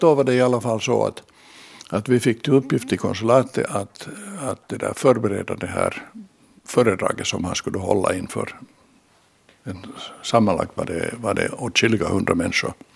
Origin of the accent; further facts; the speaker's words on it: Finland; vi var från Finland